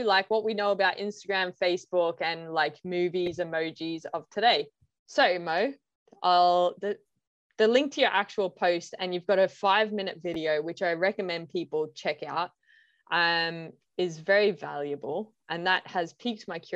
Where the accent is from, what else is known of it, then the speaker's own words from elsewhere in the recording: Ireland; I'm from Ireland